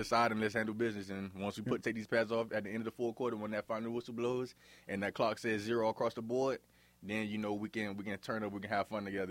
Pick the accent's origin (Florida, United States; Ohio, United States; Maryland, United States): Florida, United States; Miami; now in Forest City, United States; growing up in Miami, I, I had a pretty good life